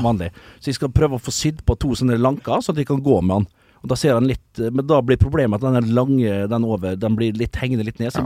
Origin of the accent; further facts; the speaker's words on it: Vestnes, Møre og Romsdal, Norway; moved away; Jeg var hjemme på Vestnes